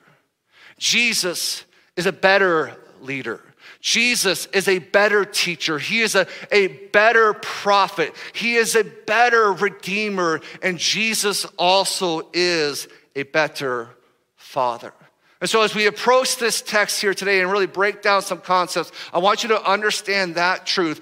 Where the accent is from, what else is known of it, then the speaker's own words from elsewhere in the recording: United States; we're from America